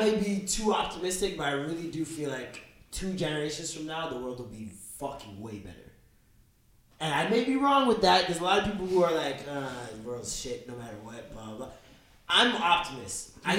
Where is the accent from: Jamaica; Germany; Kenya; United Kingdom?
Jamaica; You can't name one person in your family that doesn't have a problematic view on women. We're Jamaican.